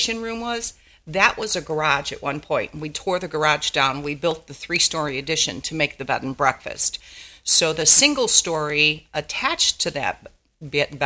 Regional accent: Chicago, Illinois, United States; also born or lived in Lake Shafer, Indiana; now in Indiana, United States; both of us are born and raised in Chicago. We were in the Chicagoland area, Humboldt Park area.

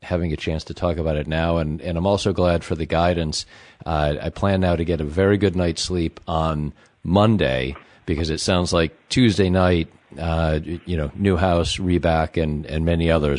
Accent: Chicago, Illinois, United States; I am born and raised Chicago

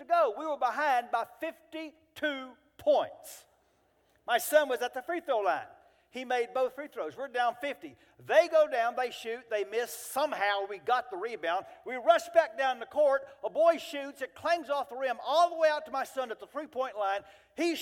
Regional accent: Central Texas, United States; We're from Central Texas

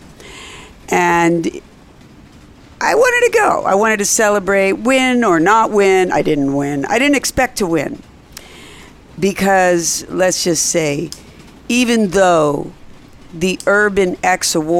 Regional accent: Philadelphia, Pennsylvania, United States; I was born in Philly

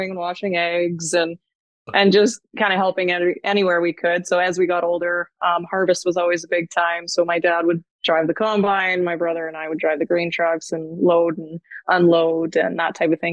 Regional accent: Edgerton, Alberta, Canada; now in Edmonton, Canada; I grew up about 3 hours, maybe east of Edmonton. It's a really small village. There's about 500 people. Edgerton, Alberta is the name of it

